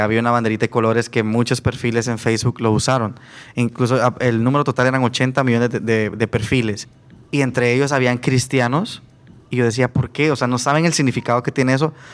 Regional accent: Guatemala; yo de Guatemala

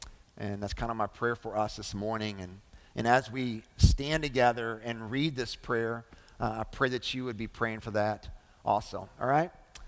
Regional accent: Lebanon Junction, Kentucky, United States; So my middle school years, I grew up in Lebanon Junction, kind of landed there after I was in the fifth grade. We moved around a lot my early stages of life.

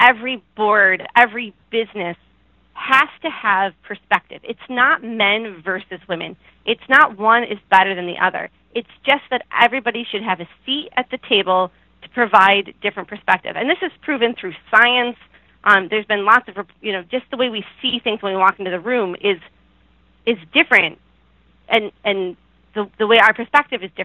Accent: Buffalo, New York, United States; when I say I'm from New York, people are like, oh, do you go to the city? No, it's quite far away

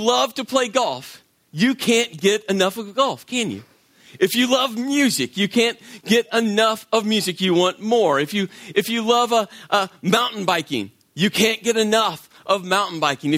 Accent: Las Vegas, Nevada, United States; moved away; My wife and I, we're from Vegas, where you never parallel park. And we moved to a part of the country

